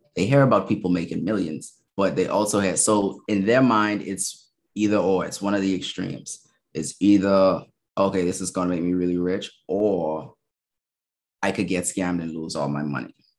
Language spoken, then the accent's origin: English; Bahamas; moved away as an adult; also born or lived in Minnesota, United States; now in Baltimore, United States; I'm from the Bahamas. Okay. So I um born and raised